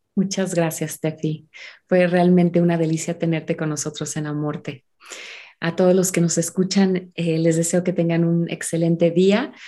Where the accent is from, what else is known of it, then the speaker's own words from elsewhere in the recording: Mexico; also born or lived in United States; ser mexicana, ser americana, porque también soy estadounidense